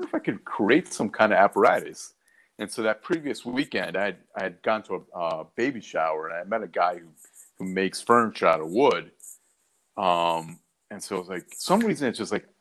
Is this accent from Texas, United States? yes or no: no; Baltimore, Maryland, United States; moved away as an adult; also born or lived in Washington, D.C.; I was born in Baltimore, grew up there